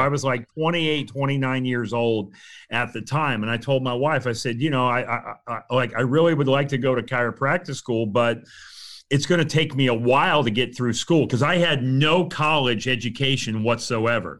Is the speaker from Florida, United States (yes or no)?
yes; Fort Myers, Florida, United States; also born or lived in Saint Louis / Port Orange, Florida; I grew up in Florida. I grew up on the west coast of Florida, over in the Fort Myers, Cape Coral area